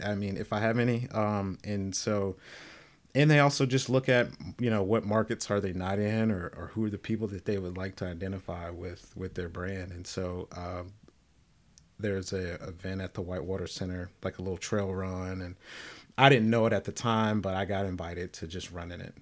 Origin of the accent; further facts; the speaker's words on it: the South, United States; I'm from the South, black, deep spiritual roots in my family